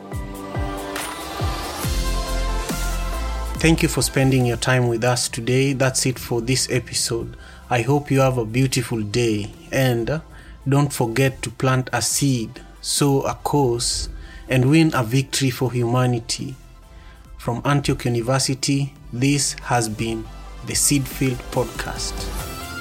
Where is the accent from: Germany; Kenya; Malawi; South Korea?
Kenya; I am from the Luo tribe in Kenya.